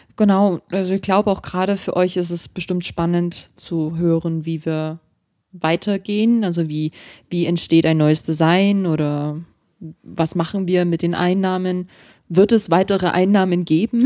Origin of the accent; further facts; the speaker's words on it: Germany; dass ich aus Deutschland bin